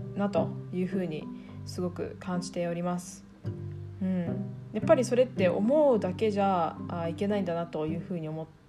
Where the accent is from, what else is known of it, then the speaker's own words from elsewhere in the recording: Iwate, Japan; moved away as an adult; also born or lived in New Zealand / Tokyo, Japan; 出身は岩手県、えー、高校まで岩手におりました